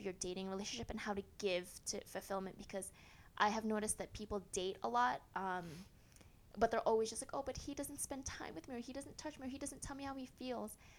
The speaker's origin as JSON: {"language": "English", "country": "United States", "moved": "yes", "lives_now": "Spain", "said": "I am American, and I choose to live in Spain willingly"}